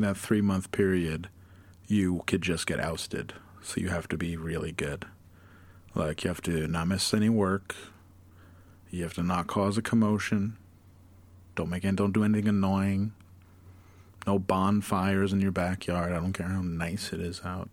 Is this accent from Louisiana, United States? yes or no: no; Glens Falls, New York, United States; I grew up in Glens Falls.